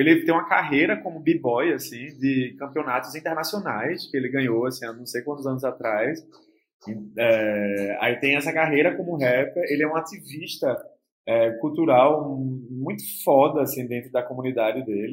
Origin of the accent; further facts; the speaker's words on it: Olinda, Pernambuco, Brazil; E é o bairro onde eu cresci também. É, eu passei a minha infância, adolescência toda, ali nessa periferia de Olinda, entre Rio Doce e Jardim Atlântico